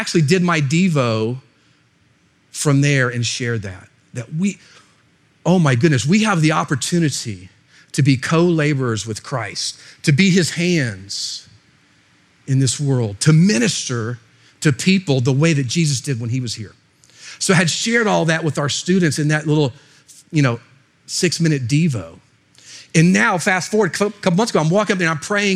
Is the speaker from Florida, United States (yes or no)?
yes; Florida, United States; I'm actually from Florida